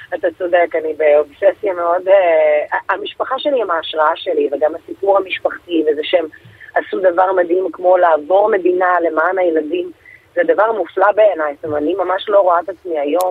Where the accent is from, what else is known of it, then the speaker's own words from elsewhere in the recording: Bnei Brak, Tel Aviv District, Israel; לשכונה שגדלתי בה, לפרדס כץ